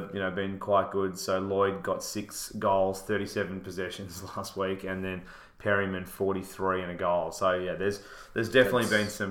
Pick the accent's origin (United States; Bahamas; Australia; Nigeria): Australia; Melbourne, Victoria; also born or lived in Sydney; So we're both from Melbourne, but we lived in Sydney for a bit.